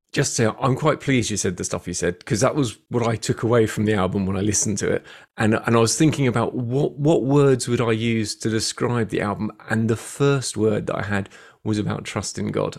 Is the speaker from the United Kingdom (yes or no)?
yes; London, United Kingdom; moved away as an adult; now in Bournemouth, United Kingdom; I moved from London to Bournemouth about six years ago, having been born there